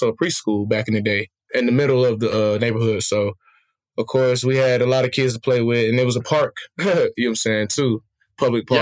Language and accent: English; Smyrna, Georgia, United States; moved away as an adult; also born or lived in Beijing, China; I'm born and raised in Smyrna, Georgia, specifically. Well, I was born in Fulton County, but raised in Smyrna